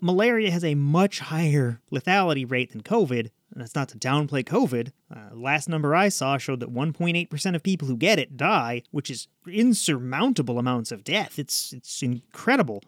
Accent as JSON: {"language": "English", "country": "United States", "said": "I'm an American."}